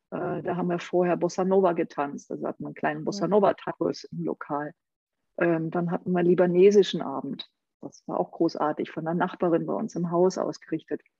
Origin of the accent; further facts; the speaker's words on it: Saarland, Germany; Ich bin zum Beispiel gebürtige Saarländerin